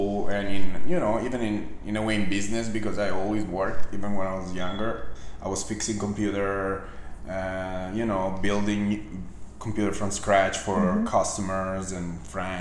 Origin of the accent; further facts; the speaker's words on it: Milan, Lombardy, Italy; moved away as an adult; now in United States; I grew up in Milan